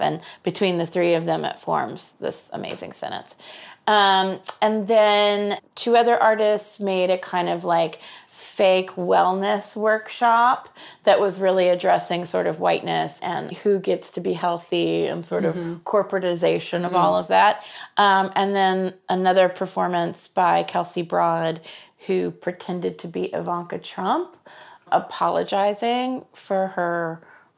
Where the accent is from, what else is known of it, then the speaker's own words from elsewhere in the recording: Kansas City, United States; I'm from Kansas City